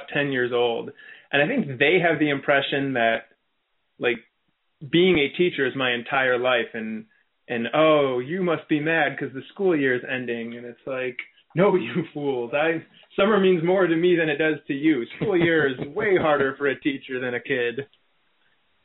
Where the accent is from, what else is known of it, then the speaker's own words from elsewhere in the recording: Chicago, Illinois, United States; I grew up in Chicago